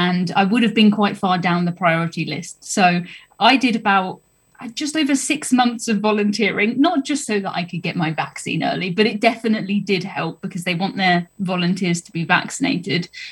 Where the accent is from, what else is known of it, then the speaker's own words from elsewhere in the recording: United Kingdom; I'm from the South Coast